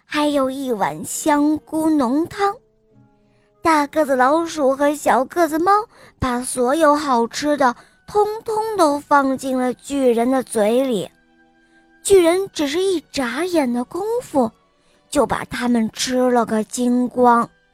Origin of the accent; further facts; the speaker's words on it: Shuozhou, Shanxi, China; 我来自山西省朔州市，我五岁了